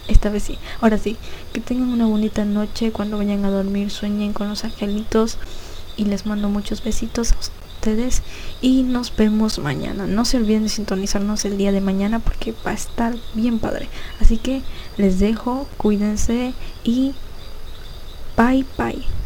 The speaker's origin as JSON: {"language": "Spanish", "country": "Ecuador", "said": "aquí en mi país, que es Ecuador"}